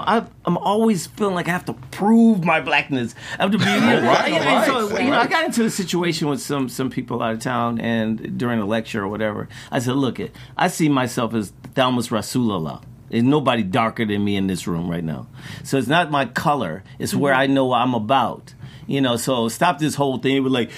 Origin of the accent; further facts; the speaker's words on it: Chicago, Illinois, United States; growing up in Chicago.